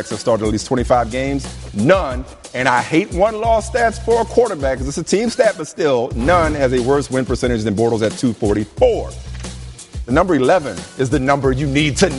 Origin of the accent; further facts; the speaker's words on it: New Orleans, Louisiana, United States; down in New Orleans, my hometown